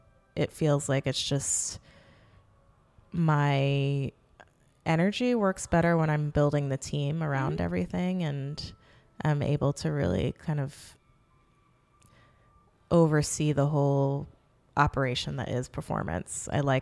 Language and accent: English; New York City, New York, United States; I grew up in Manhattan, and I went to independent grade school and high school in New York.